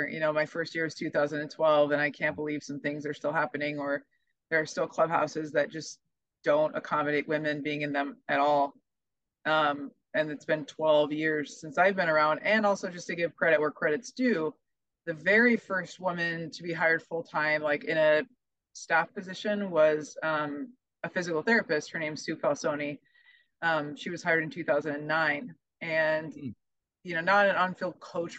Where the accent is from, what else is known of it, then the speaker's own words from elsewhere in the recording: Omaha, Nebraska, United States; I'm from Omaha